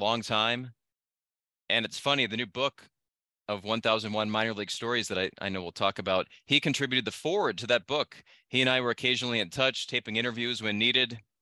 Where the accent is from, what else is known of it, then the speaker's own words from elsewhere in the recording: Massachusetts, United States; moved away as an adult; also born or lived in New Hampshire / Vermont / Idaho; now in El Paso, United States; I was born in New Hampshire, grew up in Massachusetts, went to college in Vermont